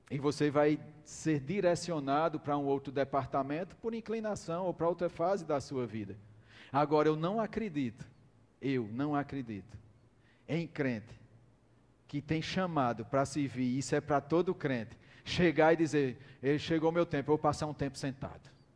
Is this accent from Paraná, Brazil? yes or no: no; Campina Grande, Paraíba, Brazil; nós somos de Campina Grande